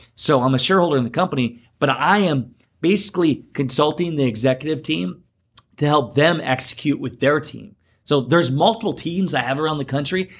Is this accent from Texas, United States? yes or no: no; Garnavillo, Iowa, United States; I'm from Iowa, uh, originally born and raised in Northeast Iowa, Garnavillo.